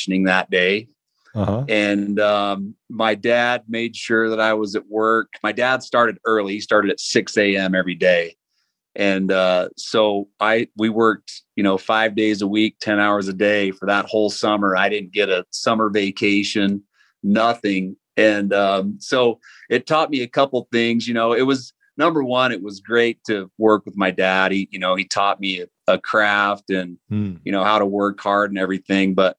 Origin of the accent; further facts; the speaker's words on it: American Fork, Utah, United States; I'm from American Fork, Utah. And I still live here. You know, I moved away, you know, after high school for a few years, but you know, we're right back here where we grew up.